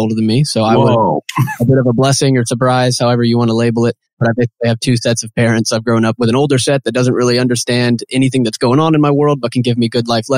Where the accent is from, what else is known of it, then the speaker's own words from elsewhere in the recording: Nashville, Tennessee, United States; moved away as an adult; now in Chattanooga, United States; I was born and raised in Nashville, Tennessee, but moved down here for school.